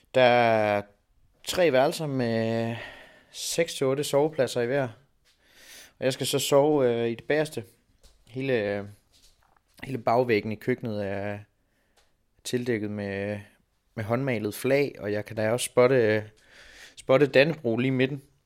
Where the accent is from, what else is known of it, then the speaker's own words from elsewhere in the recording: Denmark; hjemme i Danmark